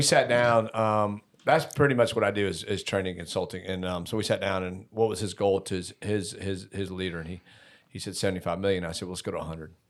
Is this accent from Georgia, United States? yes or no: yes; Decatur, Georgia, United States; I grew up in Decatur as well